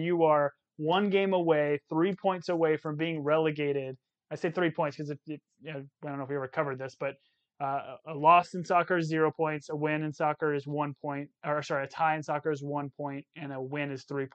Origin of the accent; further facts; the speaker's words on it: Arizona, United States; we're from Arizona.